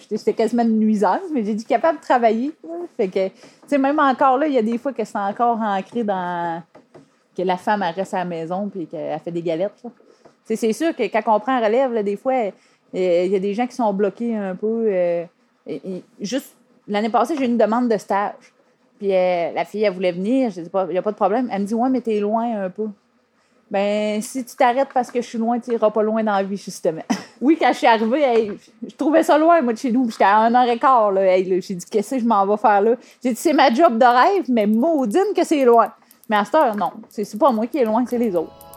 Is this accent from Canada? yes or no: yes; Saint-Gabriel, Quebec, Canada; Je suis originaire euh, de Saint-Gabriel